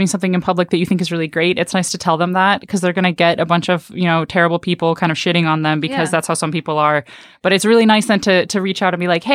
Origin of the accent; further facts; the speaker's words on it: United States; as the American in the room